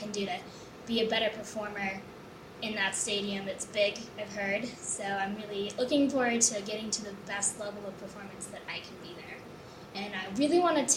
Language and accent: English; Temecula, California, United States; I come from Temecula, California